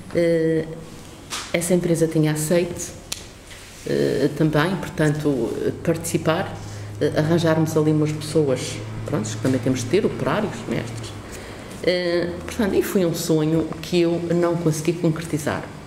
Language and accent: Portuguese; Porto Santo, Madeira, Portugal; no Porto Santo, que é a minha terra